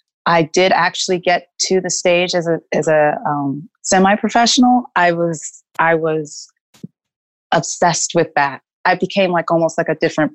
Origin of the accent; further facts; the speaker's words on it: Garland, Texas, United States; now in New York, United States; I grew up in Garland, Texas